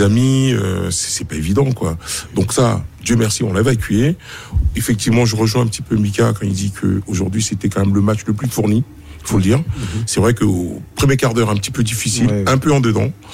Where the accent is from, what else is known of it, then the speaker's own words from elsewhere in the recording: Côte d’Ivoire; en tant qu'Ivoirien